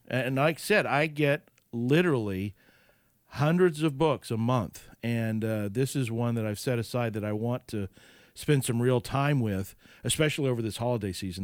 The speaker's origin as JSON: {"language": "English", "region": "Oklahoma", "country": "United States", "tie": "born or raised there", "said": "I grew up in Oklahoma"}